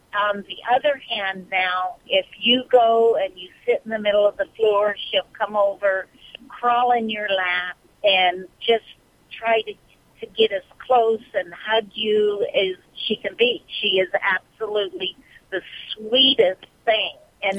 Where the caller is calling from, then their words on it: Bakersfield, California, United States; Bakersfield, California.